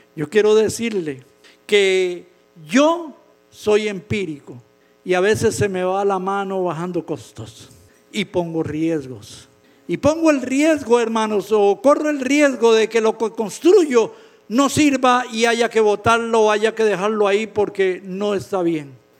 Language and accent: Spanish; Costa Rica; En mi país, en Costa Rica